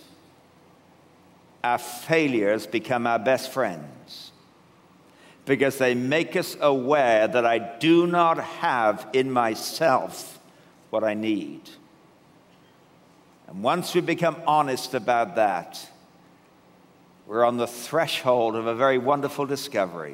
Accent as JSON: {"language": "English", "region": "England", "country": "United Kingdom", "moved": "yes", "lives_now": "Canada", "said": "I come originally from England, though I'm living in Canada now"}